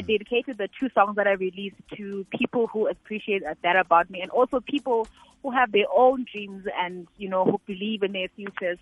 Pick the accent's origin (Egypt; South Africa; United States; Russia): South Africa; Eastern Cape; I'm from the Eastern Cape.